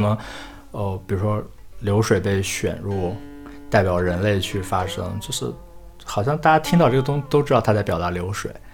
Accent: the Northwest, Northwest China, China; 我是来自西北的人

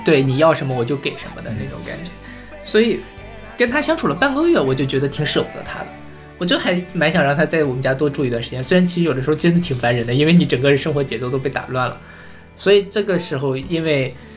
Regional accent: Northeast China, China; moved away as an adult; now in Beijing, China; 因为你也是东北的嘛，就是我们吃饺子是一件非常隆重的，也是代表着一种，我觉得也是我家乡的跟家乡的一种连接的方式

